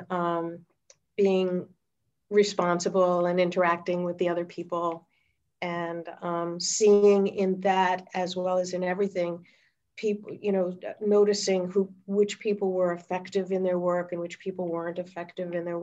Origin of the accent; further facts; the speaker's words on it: Newton, Massachusetts, United States; I was born in Newton, Massachusetts